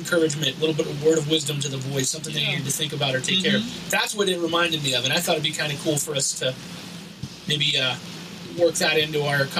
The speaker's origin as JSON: {"language": "English", "region": "Pennsylvania", "country": "United States", "tie": "born or raised there", "said": "I grew up in Rowlett, Pennsylvania."}